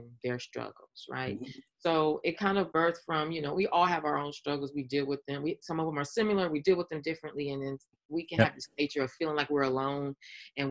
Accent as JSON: {"language": "English", "town": "Los Angeles", "region": "California", "country": "United States", "tie": "born or raised there", "said": "born and raised on the West Coast, LA Cali girl"}